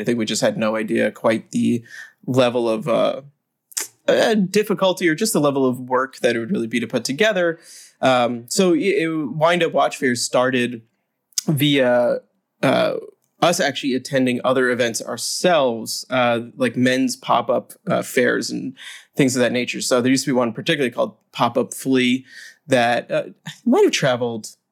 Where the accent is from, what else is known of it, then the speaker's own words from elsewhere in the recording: United States; as an American